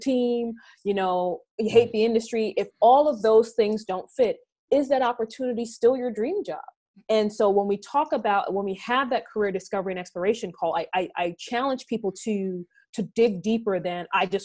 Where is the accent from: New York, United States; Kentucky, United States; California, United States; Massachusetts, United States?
New York, United States; New York City; I grew up in Brownsville, Brooklyn